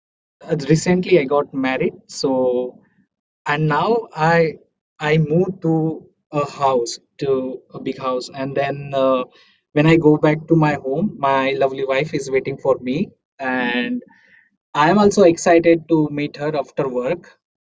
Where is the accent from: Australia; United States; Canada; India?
India; Amalner, Maharashtra; moved away as an adult; also born or lived in Pune, India; now in Munich, Germany; I'm coming from a small village called Amalner. It's in Maharashtra, Jalgaon is the district.